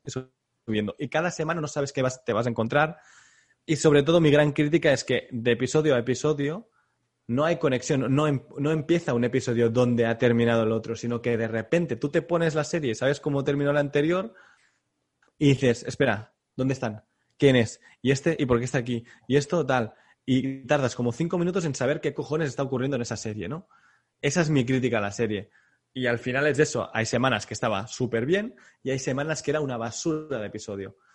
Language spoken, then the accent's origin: Spanish; Catalonia, Spain; como catalán